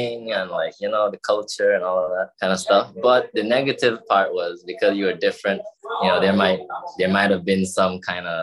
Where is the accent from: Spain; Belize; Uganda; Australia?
Belize; Belmopan, Cayo District; moved away as an adult; now in Cuba; I'm from Belmopan, the capital of Belize